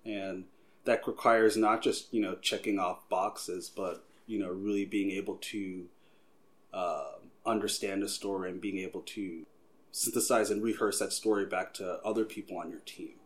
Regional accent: Long Island, New York, United States; now in Philadelphia, United States; I'm originally from Long Island, New York

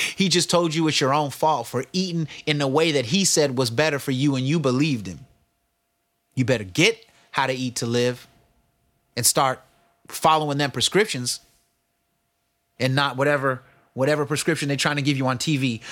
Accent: the Bay Area, California, United States; I'm from the Bay and I'm black

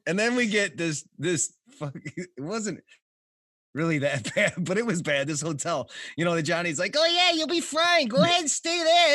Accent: Detroit, Michigan, United States; I'm from Detroit

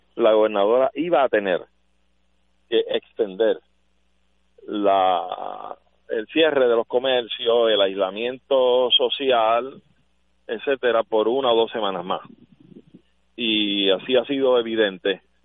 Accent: Puerto Rico; somos un país extranjero en relación a los Estados Unidos, claro que sí, somos hispanos, latinoamericanos

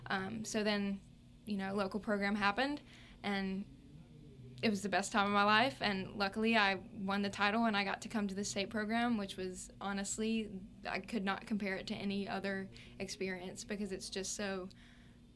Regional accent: Purvis, Mississippi, United States; I'm from Purvis, Mississippi

